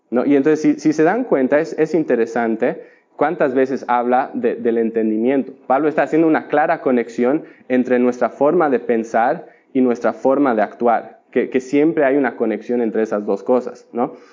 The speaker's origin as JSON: {"language": "Spanish", "country": "Bolivia", "tie": "born or raised there", "said": "Y tienen que entender que yo crecí en Bolivia, donde no hay mar, ¿no?"}